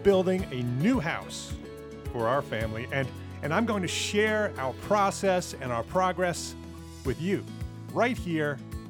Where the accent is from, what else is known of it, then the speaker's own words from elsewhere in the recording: Paramus, New Jersey, United States; my parents still live in the house that I grew up in Paramus, New Jersey.